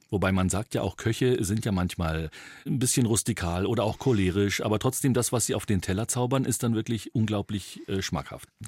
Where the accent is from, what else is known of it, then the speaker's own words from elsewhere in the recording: Dresden, Saxony, Germany; Ich komme aus Dresden